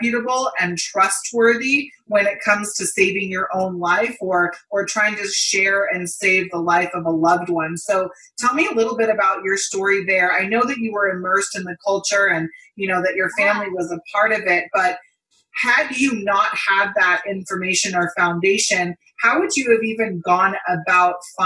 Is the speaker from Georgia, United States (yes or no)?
no; California, United States; moved away; I'm originally from California too